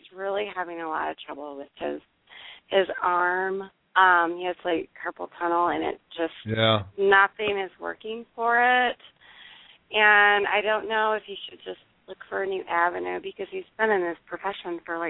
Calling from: Michigan, United States; from Michigan.

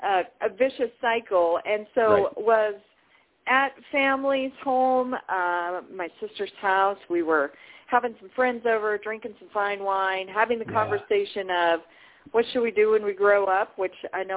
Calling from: Colorado, United States; Beautiful Colorado.

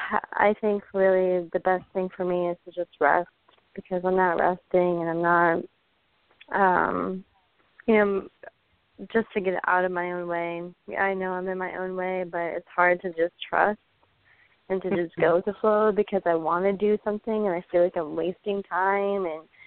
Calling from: St. Cloud, Florida, United States; Hi. St. Cloud, Florida.

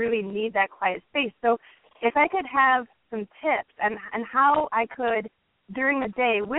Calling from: Woodstock, Illinois, United States; I'm calling from Woodstock.

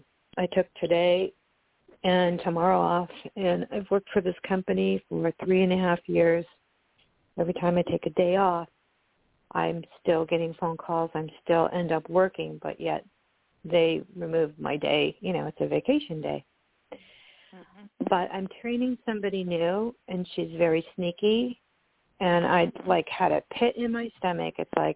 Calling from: California, United States; This is …, and I'm calling from California.

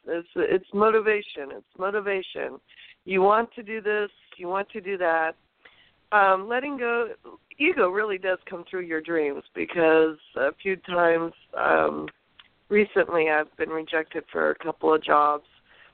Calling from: California, United States

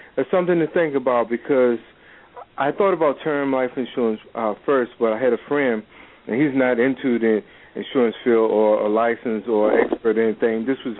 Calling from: Hampton, Virginia, United States; Virginia, Hampton, Virginia.

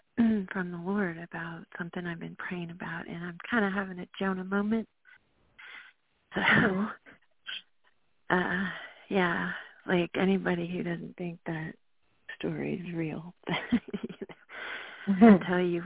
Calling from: North Carolina, United States; Hey, LaShun, it's … from North Carolina.

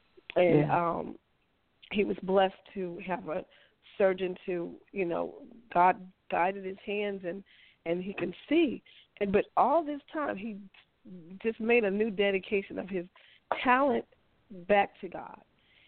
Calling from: Kansas City, Missouri, United States; I'm calling from Kansas City.

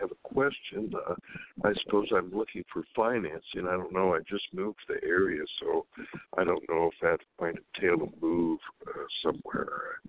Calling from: Sacramento, California, United States; calling from California, Sacramento, California.

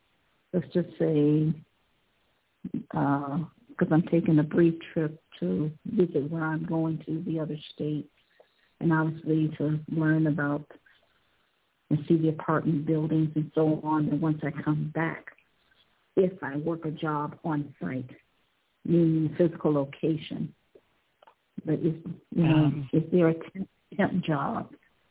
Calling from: Ohio, United States; I'm calling from Ohio. Hi.

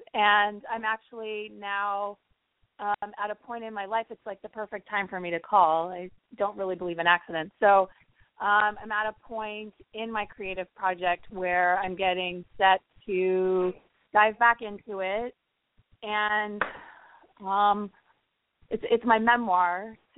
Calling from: Los Angeles, California, United States; I am in Los Angeles.

